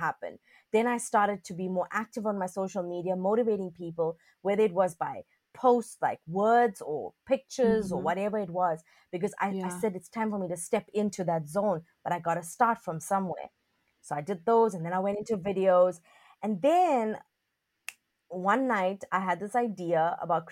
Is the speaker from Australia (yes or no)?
no; South Africa; also born or lived in China; I'm from South Africa.